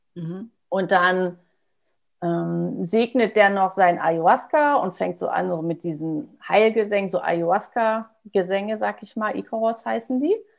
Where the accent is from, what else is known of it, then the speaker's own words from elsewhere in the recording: Germany; bin ich aus Friese, da trinken wir auch gerne schwarzen Tee und Kaffee